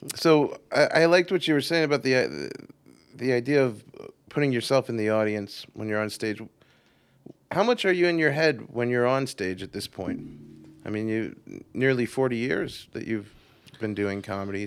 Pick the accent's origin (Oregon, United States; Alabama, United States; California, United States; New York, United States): New York, United States; I'm from New York, originally